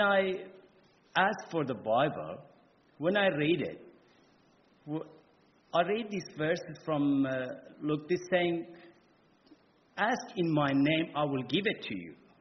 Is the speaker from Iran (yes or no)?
yes; Iran; English is a second language; moved away as an adult; now in Australia; I'm from Iran, and I came by boat to Australia